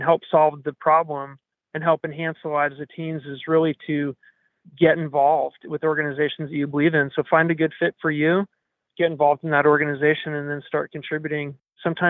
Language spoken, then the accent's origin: English; Nevada County, California, United States; we grew up in Nevada County